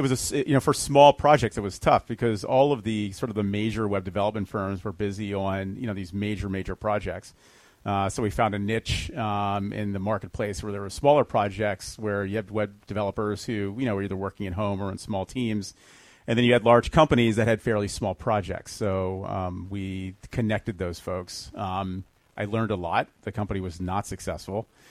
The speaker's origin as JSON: {"language": "English", "town": "Fair Haven", "region": "New Jersey", "country": "United States", "tie": "born or raised there", "also_born_or_lived": "Arizona", "moved": "as an adult", "said": "I uh, grew up in a, a, town called Fairhaven, which is in Monmouth County, New Jersey"}